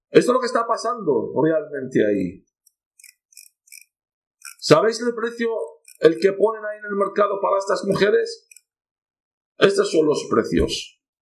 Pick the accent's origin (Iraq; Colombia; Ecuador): Iraq; Nineveh; Niñas de mi pueblo, al arrasado mi pueblo, dos pueblos teníamos de mi padre, de mi de mi madre, en, el norte de Irak